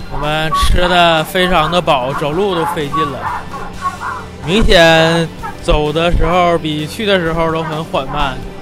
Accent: Shenyang, Liaoning, China; 我们沈阳，东北沈阳的

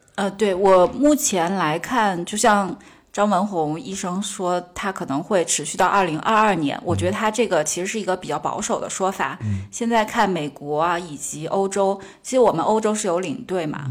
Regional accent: Sichuan, China; moved away; 因为我自认为我四川人

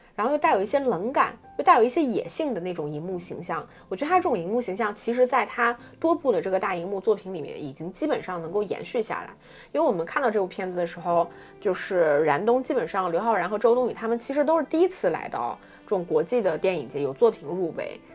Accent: Jilin, China; 作为我一个吉林人

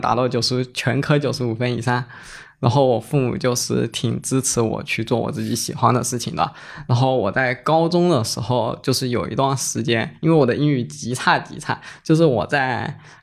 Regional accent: Fujian, China; 我们福建目前有五所学校在办，然后第一个就是我们，我们的母校三明一学科技职业学院

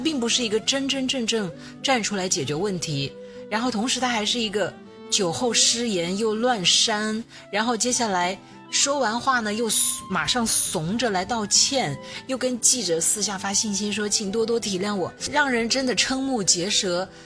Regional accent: Shenzhen, Guangdong, China; 我们深圳人大部分都还是很务实、很低调

